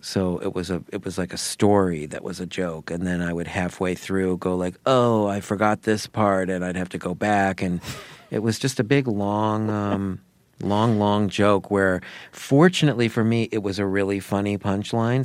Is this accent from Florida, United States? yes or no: yes; Sarasota, Florida, United States; my hometown, Sarasota, Florida